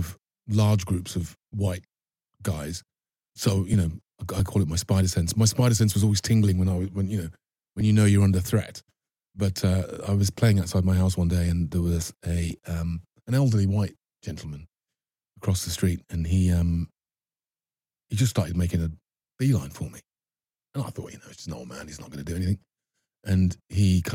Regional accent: Birmingham, West Midlands, United Kingdom; moved away; Growing up in Birmingham there was an element of danger

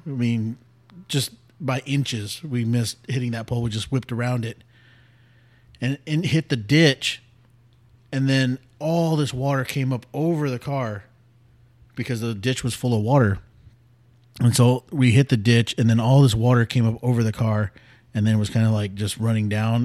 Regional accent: San Antonio, Texas, United States; also born or lived in Greenville / Bulverde, Texas; we moved back to San Antonio from Greenville when I was ten

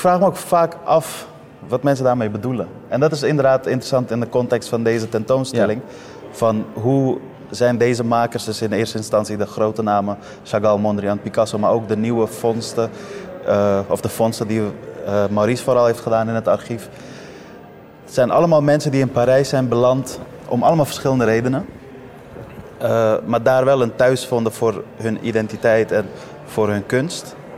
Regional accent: Amsterdam, North Holland, Netherlands; also born or lived in Afghanistan; ik ben geboren in Afghanistan. Maar als je me vraagt waar ik vandaan kom, zeg ik Amsterdam Noord. Eh, ik ben hier opgegroeid

